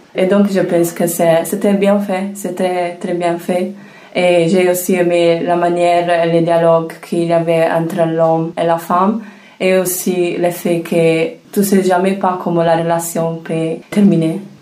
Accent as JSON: {"language": "French", "region": "Sardinia", "country": "Italy", "said": "Je viens de Sardaigne."}